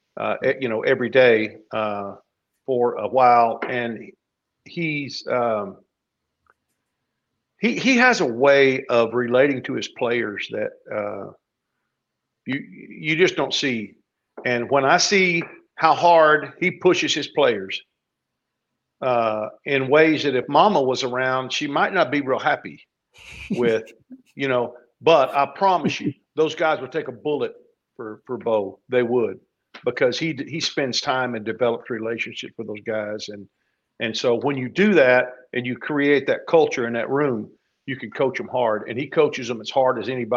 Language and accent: English; Burnet, Texas, United States; my hometown in Burnet